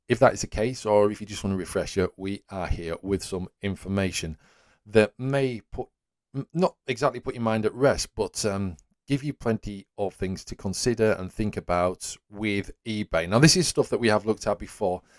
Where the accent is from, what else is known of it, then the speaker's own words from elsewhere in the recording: Whitby, Yorkshire and the Humber, United Kingdom; there was an original After Burner arcade machine, uh, in my hometown.